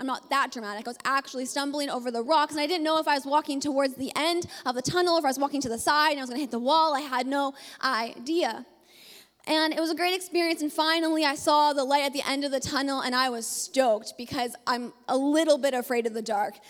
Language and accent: English; Ontario, Canada; moved away as an adult; also born or lived in British Columbia; we are both from Ontario